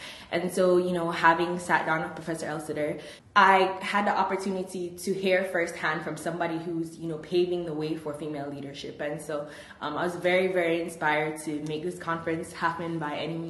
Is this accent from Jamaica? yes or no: yes; Jamaica; now in United States; I'm originally from Jamaica